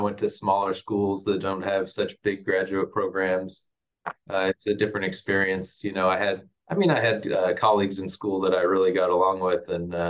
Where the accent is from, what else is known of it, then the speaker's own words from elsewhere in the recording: Little Rock, Arkansas, United States; also born or lived in Oklahoma; I grew up in Arkansas. I grew up in Little Rock, Arkansas.